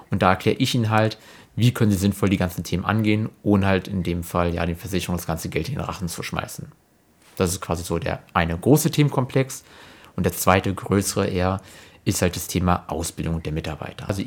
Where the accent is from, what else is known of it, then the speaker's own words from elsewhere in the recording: Berlin, Germany; born there; bin in Berlin geboren und bin selbstständig im Bereich der Finanzdienstleistung.